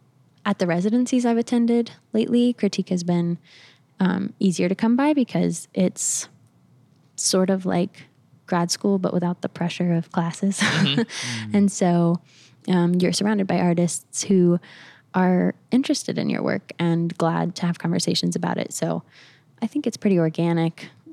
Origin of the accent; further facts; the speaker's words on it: the South, United States; So I mean, I grew up around the South. My family, my parents live in Alabama now.